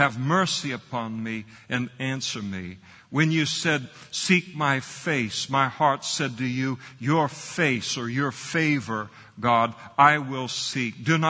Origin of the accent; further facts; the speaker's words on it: Scotland, United Kingdom; I'm a Scot.